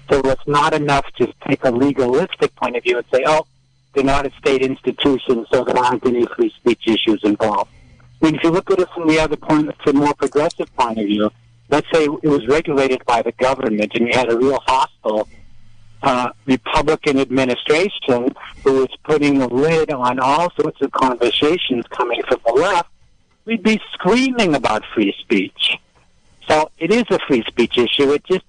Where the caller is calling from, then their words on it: Mendocino, California, United States; I'm calling from Mendocino.